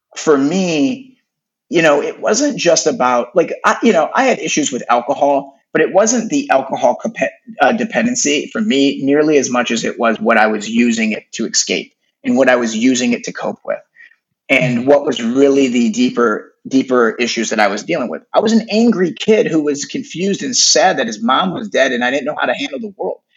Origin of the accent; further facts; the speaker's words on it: Detroit, Michigan, United States; now in Los Angeles, United States; I grew up in Detroit, Michigan